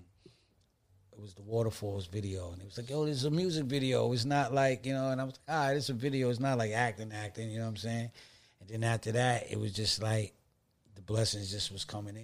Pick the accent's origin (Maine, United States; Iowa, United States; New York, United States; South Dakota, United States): New York, United States; Stapleton Projects; I'm from Stables and Projects